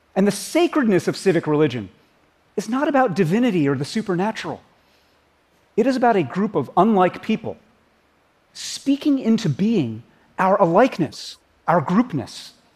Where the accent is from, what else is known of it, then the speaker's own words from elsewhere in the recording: United States; As an American